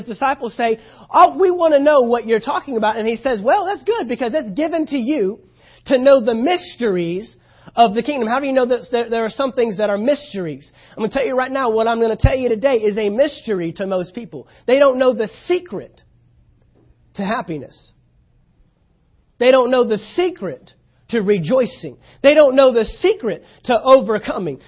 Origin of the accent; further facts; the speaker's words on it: Texas, United States; moved away; I'm from Texas